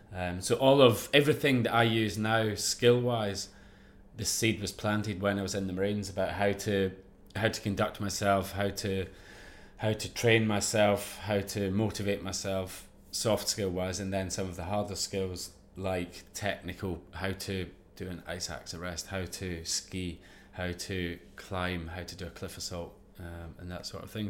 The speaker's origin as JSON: {"language": "English", "area": "Ayrshire", "region": "Scotland", "country": "United Kingdom", "tie": "born or raised there", "said": "growing up in Ayrshire, in Scotland"}